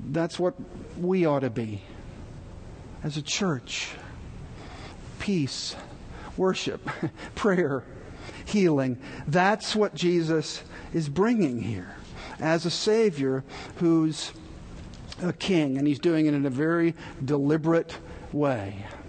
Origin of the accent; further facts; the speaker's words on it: Texas, United States; moved away; I was born and raised in Texas